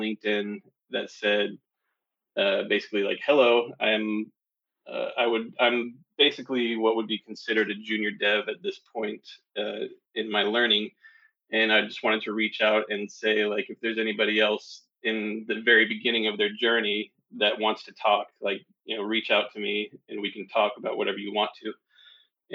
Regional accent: Tennessee, United States; I grew up in Tennessee

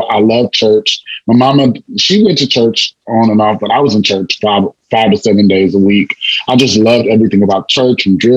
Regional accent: La Marque, Texas, United States; I'm from Lamarck, Texas, also Texas City, Texas. And so, like coming from such a small town

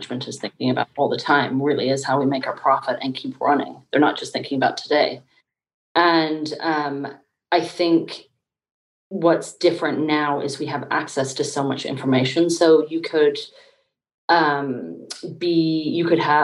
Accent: Dublin, Leinster, Ireland; also born or lived in United Kingdom; now in United States; I grew up in Dublin, Ireland, there, and then over in the UK

